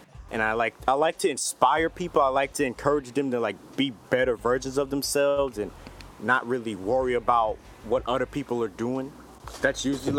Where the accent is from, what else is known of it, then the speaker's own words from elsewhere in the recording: Houston, Texas, United States; I'm an artist from Houston, Texas